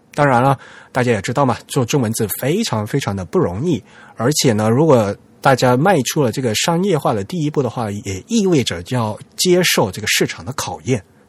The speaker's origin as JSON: {"language": "Chinese", "region": "southern China", "country": "China", "tie": "born or raised there", "said": "只有我们老家有，就是南方才有这东西"}